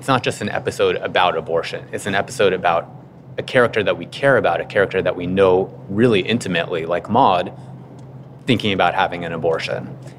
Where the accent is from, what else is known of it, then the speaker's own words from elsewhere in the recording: Los Angeles, California, United States; I grew up in Los Angeles.